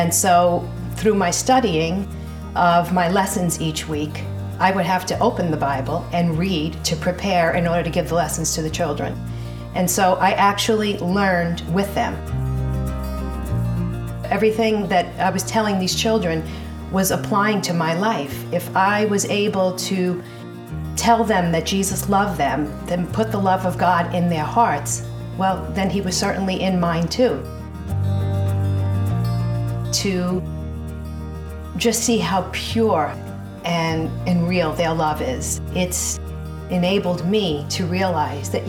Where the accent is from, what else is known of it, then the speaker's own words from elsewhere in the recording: New York City, New York, United States; moved away; also born or lived in Dallas; I grew up in the Bronx in a big Italian Catholic family